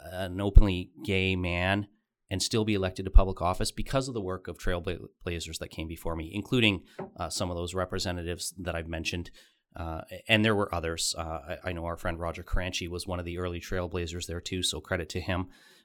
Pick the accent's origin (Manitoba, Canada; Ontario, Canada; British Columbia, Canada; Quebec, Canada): Ontario, Canada; Wallaceburg; now in London, Canada; I arrived here in my 20s, was born and raised in Wallaceburg, a small town in Kent County, not far from here, about an hour and a half down the road, but nonetheless a small town, ended up making London my home.